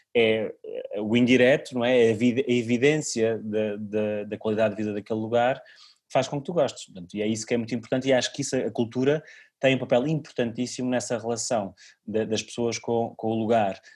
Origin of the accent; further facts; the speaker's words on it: Cem Soldos, Santarém District, Portugal; meu contributo para a minha aldeia